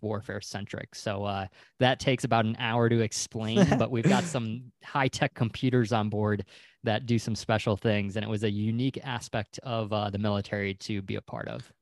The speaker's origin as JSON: {"language": "English", "region": "Wisconsin", "country": "United States", "also_born_or_lived": "Pensacola, Florida", "moved": "as an adult", "said": "I'm originally from Wisconsin"}